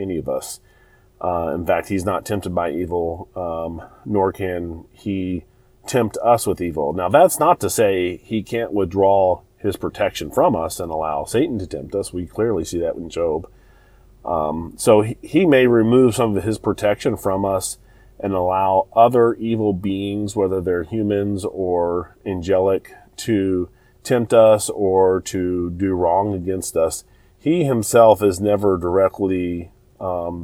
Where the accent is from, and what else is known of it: United States